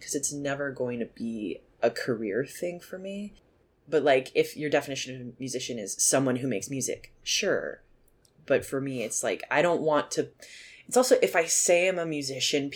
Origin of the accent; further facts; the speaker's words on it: Nashville, Tennessee, United States; I am from Nashville, Tennessee originally, so I just grew up in a very musical place